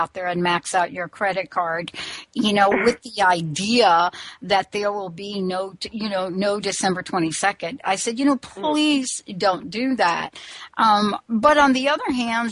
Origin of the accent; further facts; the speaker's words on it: United States; also born or lived in New York / New Jersey; now in Washington, United States; I grew up in New York and New Jersey, but I moved to the state of Washington